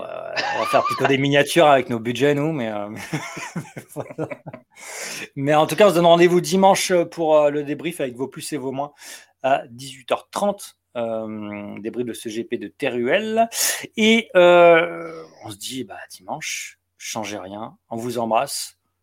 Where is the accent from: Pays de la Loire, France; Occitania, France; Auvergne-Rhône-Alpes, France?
Pays de la Loire, France; Le Mans; je suis du Mans